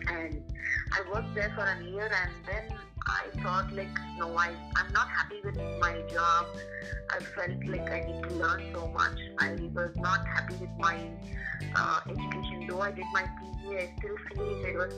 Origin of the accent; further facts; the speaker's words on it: Andhra Pradesh, India; I am from Assam College, Jaiwara in Andhra Pradesh. Uh-huh. And, uh, I'm, I am I was born here and I pursued my education over here.